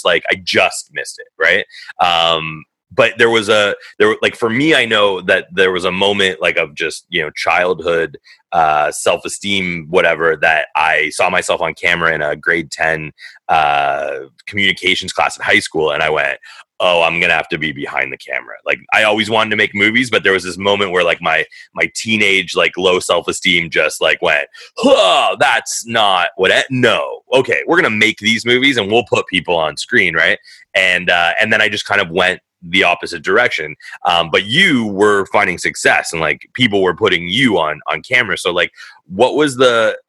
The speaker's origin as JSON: {"language": "English", "town": "Thornhill", "region": "Ontario", "country": "Canada", "tie": "born or raised there", "said": "I grew up in Thornhill"}